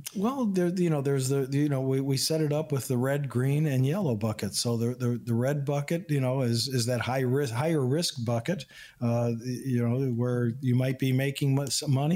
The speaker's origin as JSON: {"language": "English", "town": "Chicago", "region": "Illinois", "country": "United States", "tie": "born or raised there", "also_born_or_lived": "Houston, Texas", "said": "I was born and raised in Chicago, in Illinois"}